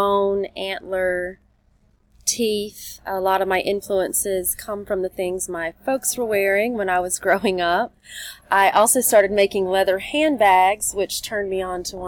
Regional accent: South Carolina, United States; I'm from South Carolina

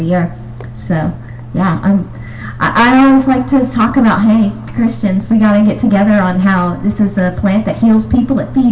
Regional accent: Tennessee, United States; now in Phoenix, United States; I'm originally from Tennessee, but now living in Phoenix, Arizona

